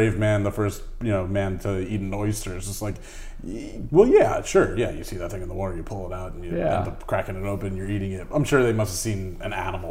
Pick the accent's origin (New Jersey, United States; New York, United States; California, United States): New Jersey, United States; Bergen County; 32, yeah. right? And so like what, you know, I mean, I grew up in Bergen County, and, you know, it's just, that was very, I mean, it's got a suburb vibe in here, but it's still part of Jersey City.